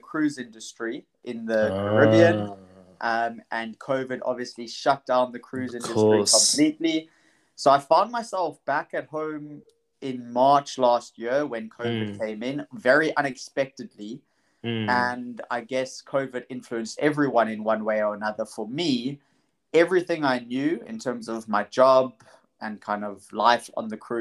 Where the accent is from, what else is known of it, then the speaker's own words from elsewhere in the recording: Knysna, Western Cape, South Africa; moved away as an adult; now in Tel Aviv, Israel; So I was born in South Africa, grew up in Knysna. Little town on the garden route.